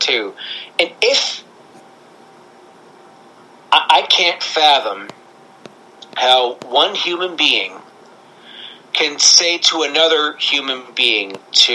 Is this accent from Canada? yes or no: yes; Canada; I'm Canadian